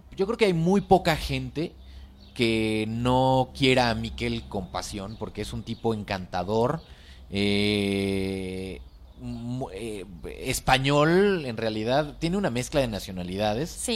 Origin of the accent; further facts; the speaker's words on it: Mexico; la cocina eh, tradicional mexicana se aprende de generación en generación